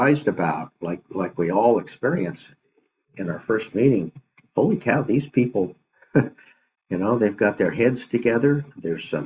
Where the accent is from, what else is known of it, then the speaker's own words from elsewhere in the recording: Idaho, United States; moved away; also born or lived in San Francisco; I grew up in Idaho, that's where my parents still lived